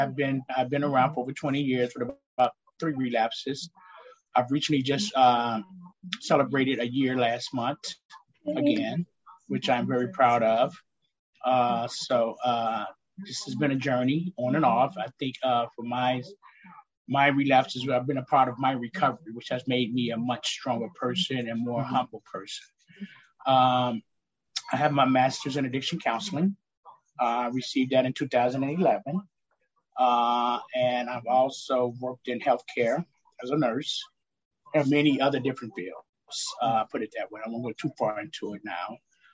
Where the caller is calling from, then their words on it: Midwest, United States; I'm coming from the Midwest, Illinois. Indiana area, Wisconsin, close Iowa.